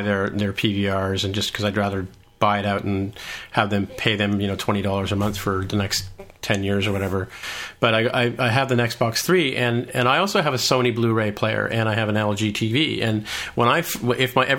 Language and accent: English; Canada